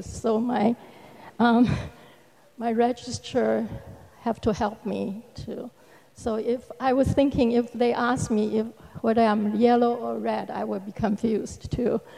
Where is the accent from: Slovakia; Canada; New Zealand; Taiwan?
Taiwan; moved away as an adult; I came to this country from Taiwan, Republic of China, uh, 40 years ago. Um, and half of that time I have been a disciple.